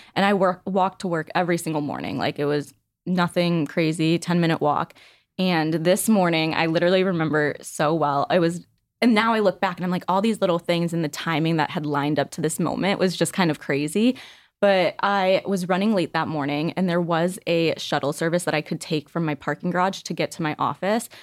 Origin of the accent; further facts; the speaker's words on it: Northbrook, Illinois, United States; I grew up in a small suburb of Chicago. It's called Northbrook.